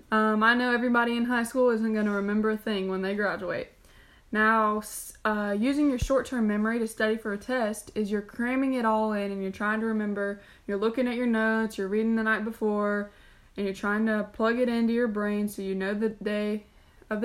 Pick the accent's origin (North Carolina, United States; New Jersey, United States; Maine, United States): North Carolina, United States; Charlotte; I'm from Charlotte, North Carolina